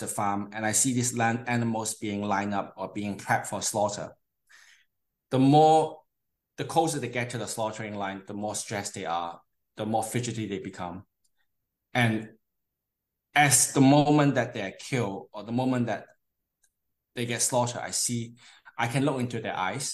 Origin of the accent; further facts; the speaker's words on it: Hong Kong; moved away; also born or lived in United Kingdom / Canada; I'm from Hong Kong originally. Mm-hmm. I grew up studying partly in Hong Kong and partly in the UK and partly in Canada.